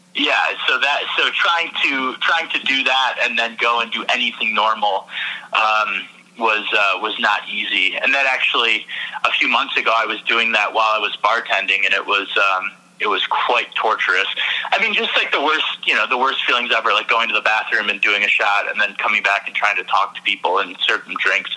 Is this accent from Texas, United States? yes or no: no; Michigan, United States; moved away as an adult; also born or lived in New York; I'm in Michigan now, and I'm originally from Michigan